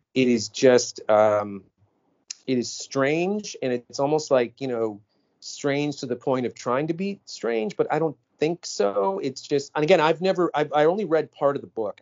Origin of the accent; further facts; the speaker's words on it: Minneapolis, Minnesota, United States; I'm from the Twin Cities